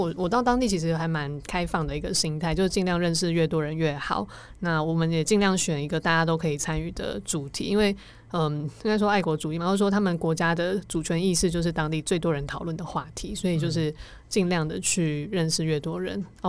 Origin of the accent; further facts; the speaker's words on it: Taiwan; also born or lived in Kosovo / Vietnam / Hungary; 我是台湾来的，